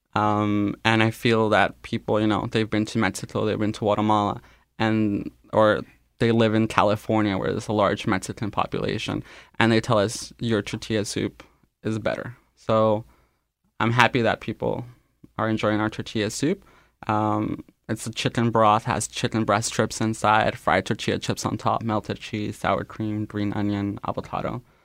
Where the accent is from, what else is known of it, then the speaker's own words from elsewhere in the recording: Canada; first language Spanish; English is a second language; I was born here in Canada, though I consider Spanish to be my first language.